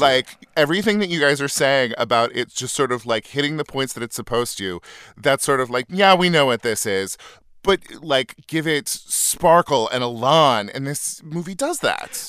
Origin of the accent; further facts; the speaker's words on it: Northern California, United States; moved away; my hometown, a little farm town in Northern California